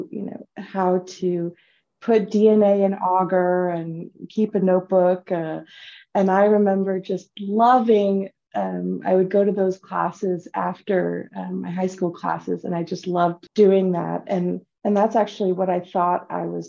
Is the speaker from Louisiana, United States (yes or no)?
no; San Bruno, California, United States; I grew up in the San Francisco Bay Area in San Bruno, California